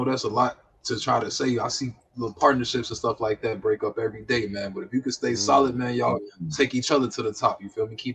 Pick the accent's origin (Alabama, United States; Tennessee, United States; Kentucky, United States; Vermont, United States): Alabama, United States; also born or lived in New York; I'm from New York. Grew up in Alabama.